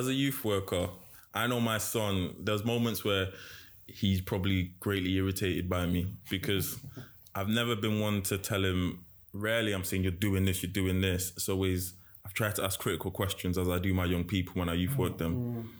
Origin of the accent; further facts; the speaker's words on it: London, United Kingdom; born there; So I was born in London